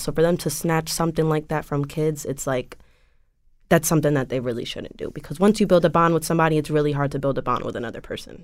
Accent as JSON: {"language": "English", "town": "West Haven", "region": "Connecticut", "country": "United States", "tie": "born or raised there", "said": "I am originally from West Haven. I grew up in West Haven with my mom and my little brothers"}